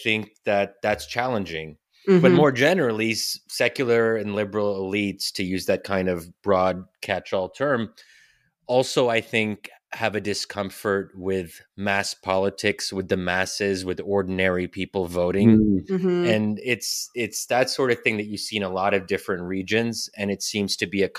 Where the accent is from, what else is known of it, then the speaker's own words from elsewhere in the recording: Pennsylvania, United States; I'm born and raised in Pennsylvania, but most of my extended family is still in Egypt